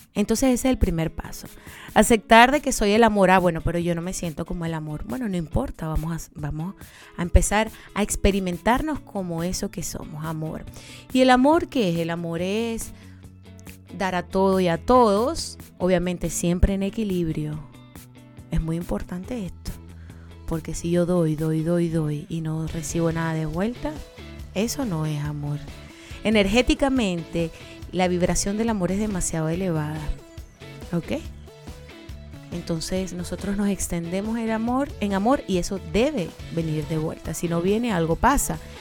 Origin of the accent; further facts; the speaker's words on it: Maracaibo, Zulia, Venezuela; moved away; desde mi tierrita Maracaibo